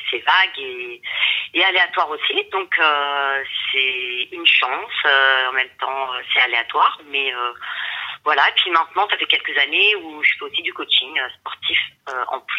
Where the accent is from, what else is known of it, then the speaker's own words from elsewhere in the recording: Rosny-sous-Bois, Île-de-France, France; je suis française, je suis née euh, à Rony-sous-Bois, donc euh, en 93, pas très loin de Drancy. Et mais je suis d'origine, ma mère est d'origine mexicaine et mon père est d'origine espagnole.